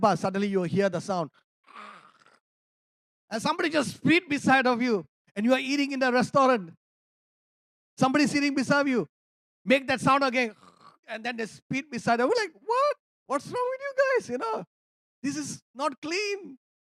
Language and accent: English; Malaysia; I'm a Malaysian. I'm an Indian